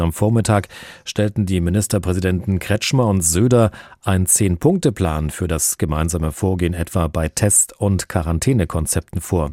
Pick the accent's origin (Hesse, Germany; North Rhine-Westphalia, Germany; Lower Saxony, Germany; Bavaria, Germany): Hesse, Germany; bei uns in Hessen